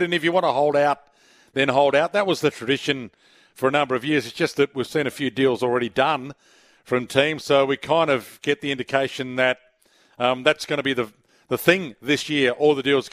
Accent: Paralowie, South Australia, Australia; When I grew up in Paraka

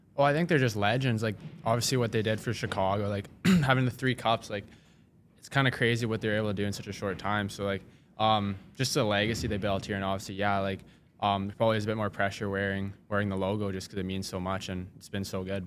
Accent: Saskatoon, Saskatchewan, Canada; I'm from Saskatoon

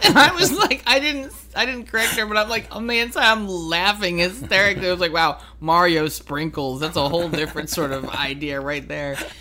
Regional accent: East Coast, United States; I'm from the East Coast

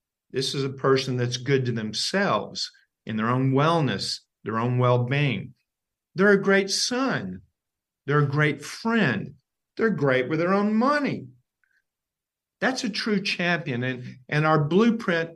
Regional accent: Ashland, Kentucky, United States; Ashland, Kentucky, my hometown

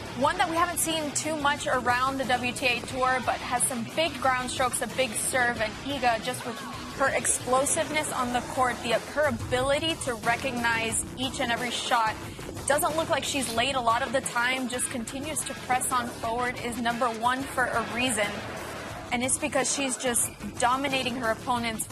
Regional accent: Puerto Rico; my home country

